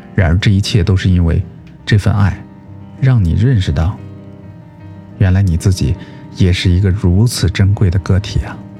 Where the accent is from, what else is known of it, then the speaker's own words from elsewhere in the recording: China; 这就是我们中国人说的“相敬如宾”吧